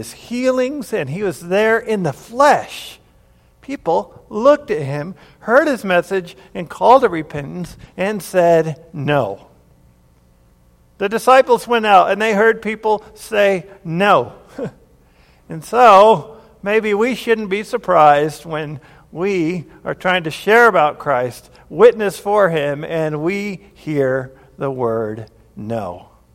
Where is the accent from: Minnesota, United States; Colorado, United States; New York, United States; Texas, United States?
Colorado, United States; Grand Junction; I was born here in Colorado Springs, and then sometime before I turned two or something, we moved to Grand Junction, Colorado, and lived there for 9 to 10 years